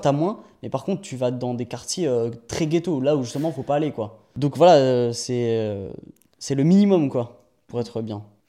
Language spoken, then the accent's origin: French; France; moved away; also born or lived in United States; je suis français après tout